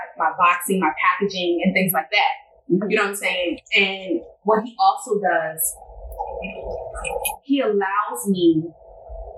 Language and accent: English; Baltimore, Maryland, United States; I'm from Baltimore